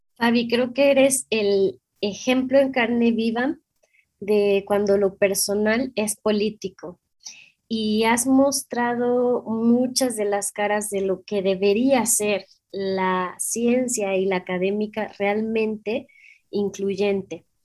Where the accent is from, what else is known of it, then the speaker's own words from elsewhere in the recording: Mexico; somos mexicanas